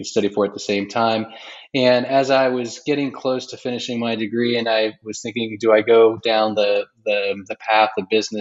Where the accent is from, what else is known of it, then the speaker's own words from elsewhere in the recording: Bay Area, California, United States; also born or lived in Israel; grew up in the U.S., mainly in the Bay Area